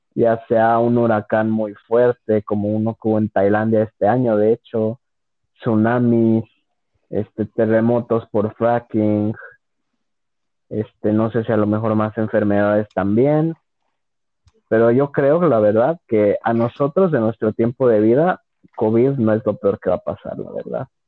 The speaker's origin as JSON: {"language": "Spanish", "town": "León", "region": "Guanajuato", "country": "Mexico", "said": "soy de León, o sea, León, Guanajuato"}